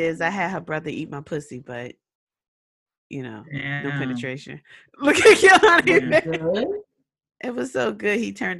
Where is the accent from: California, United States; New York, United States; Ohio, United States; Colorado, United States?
New York, United States; New York City; we was from Rockaway